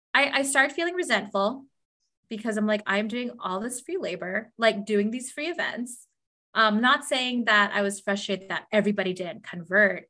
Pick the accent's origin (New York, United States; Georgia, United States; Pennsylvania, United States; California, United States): California, United States; Southern; moved away as an adult; also born or lived in Los Angeles, California / Des Moines, Iowa / Indiana / Montana